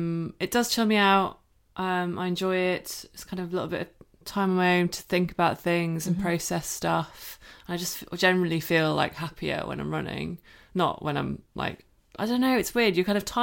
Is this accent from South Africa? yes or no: no; Cork, Munster, Ireland; now in United Kingdom; Yeah, he's from Limerick and I'm from Cork. So yeah. Even though I don't sound like it, I lost my accent when I moved back to the UK.